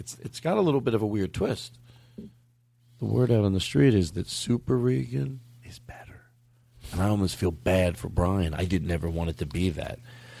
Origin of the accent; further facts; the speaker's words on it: Miami, Florida, United States; Oh, well, I grew up in Florida outside. Well, I grew up in Miami. Miami's so hot, you know.